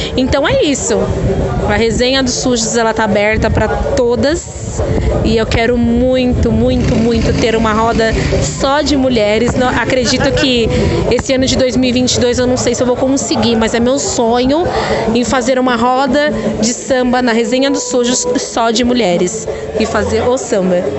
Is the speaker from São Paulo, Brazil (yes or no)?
yes; Diadema, São Paulo, Brazil; eu sou de São Paulo, sou de Diadema